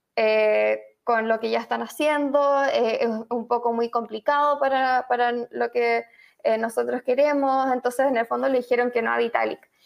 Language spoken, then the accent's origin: Spanish; Chile; moved away; also born or lived in Argentina / Madrid / New York; como quizás algunos pueden intuir por mi acento, soy chilena, periodista